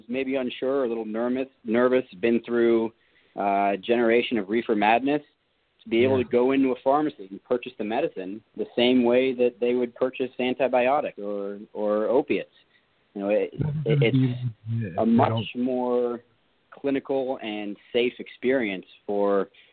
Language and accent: English; New York, United States; I'm from New York. We're not patient guys